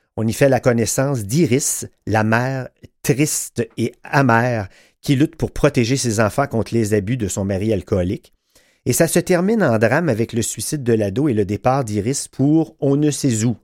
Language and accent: French; Quebec, Canada; chez nous au Québec